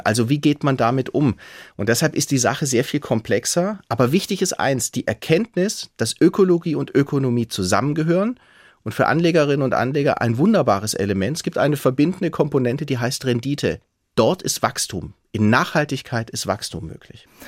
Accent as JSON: {"language": "German", "town": "Stuttgart", "region": "Baden-Württemberg", "country": "Germany", "tie": "born or raised there", "also_born_or_lived": "Tübingen / Sweden", "moved": "as an adult", "lives_now": "Hesse, Germany", "said": "ich bin Schwabe. Also wer als Schwabe auf die Welt kommt"}